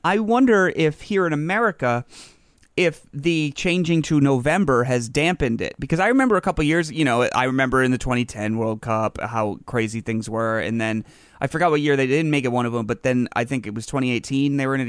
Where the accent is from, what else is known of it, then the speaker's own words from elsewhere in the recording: United States; that just means we're American.